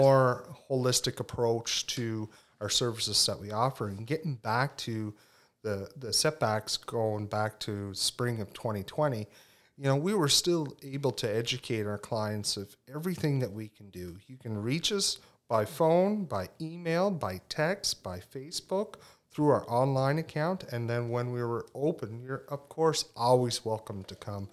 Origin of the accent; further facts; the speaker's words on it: Cape Breton, Nova Scotia, Canada; moved away as an adult; now in Tignish, Canada; I'm originally from Cape Breton, as you said, but now reside in Tignish